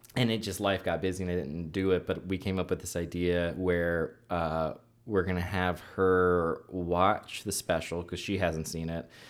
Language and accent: English; the South, United States; I pride myself in, on some weird level of being from the South